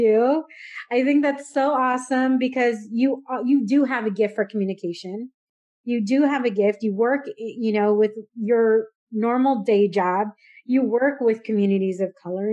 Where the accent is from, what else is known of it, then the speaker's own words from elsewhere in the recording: San Diego, California, United States; moved away as an adult; also born or lived in Dallas, Texas; I grew up in San Diego where we did use Chicano, Chicana